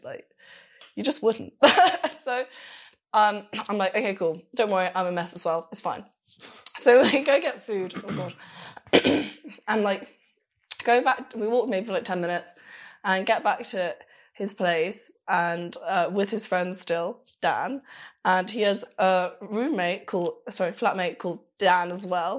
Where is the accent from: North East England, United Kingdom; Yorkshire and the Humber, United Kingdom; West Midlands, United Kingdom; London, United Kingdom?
London, United Kingdom; moved away as an adult; also born or lived in Glasgow; now in Berlin, Germany; I'm from London